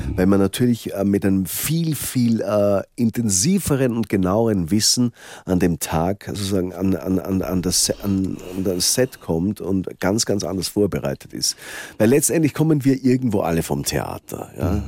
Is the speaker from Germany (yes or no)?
no; Salzkammergut, Upper Austria, Austria; moved away; also born or lived in Vienna; Ich komme aus dem Salzkammergut